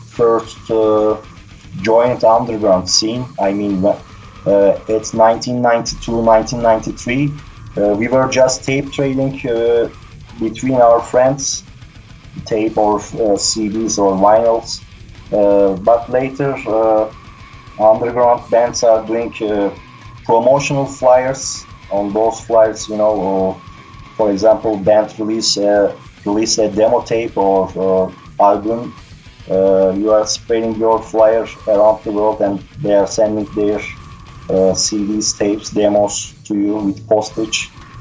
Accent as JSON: {"language": "English", "country": "Turkey", "tie": "born or raised there", "second_language": "English", "said": "In the 80s, it was, of course, difficult to find this kind of stuff. So I started to listen this kind of music when I was 12 years old first. We had a national TV channel in Turkey"}